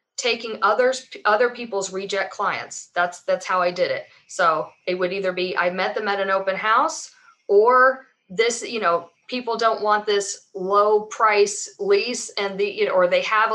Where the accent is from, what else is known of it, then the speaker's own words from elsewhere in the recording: Atlanta, Georgia, United States; I'm from Atlanta, I've lived here, you know, since I was 1 year old